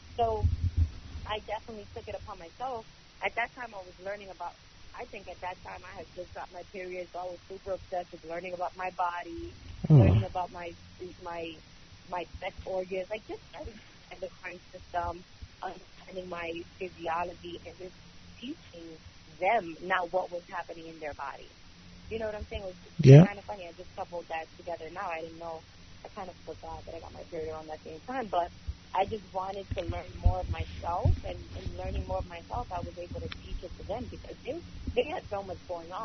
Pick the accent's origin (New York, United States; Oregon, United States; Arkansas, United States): New York, United States; New York City; I grew up in Brooklyn, East New York